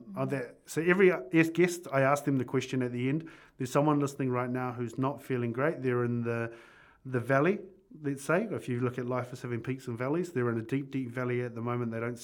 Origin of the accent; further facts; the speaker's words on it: New Plymouth, Taranaki, New Zealand; first language English; I went to a full immersion kura kaupapa over in Spotswood there